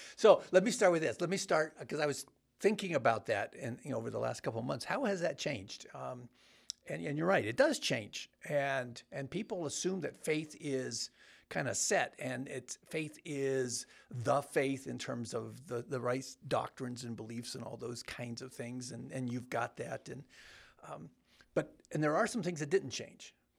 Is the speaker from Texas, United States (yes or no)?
no; Bellflower, California, United States; I grew up in Southern California.